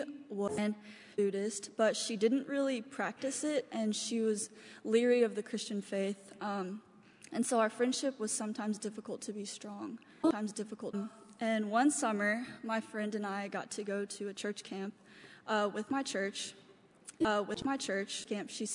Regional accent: Lawrence, Kentucky, United States; also born or lived in China; I was raised in Lawrence, Kentucky

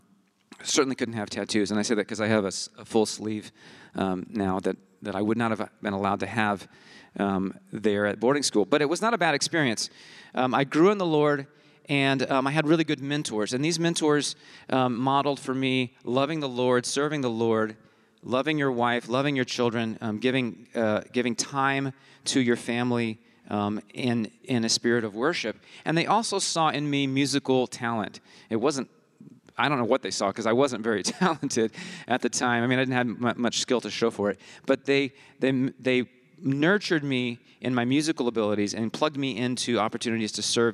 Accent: Côte d’Ivoire; I was born and raised in West Africa in Côte d'Ivoire, an English Ivory Coast, which gives me a very different childhood than most of you, I think.

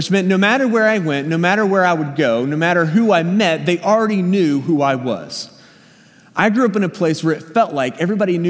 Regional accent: Danville, Virginia, United States; moved away; I grew up in Danville, Virginia. It's southern Virginia, right on the North Carolina line

